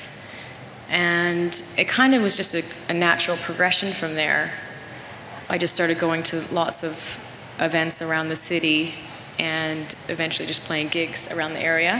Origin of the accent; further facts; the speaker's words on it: Nelson, British Columbia, Canada; I didn't really do that many gigs in my hometown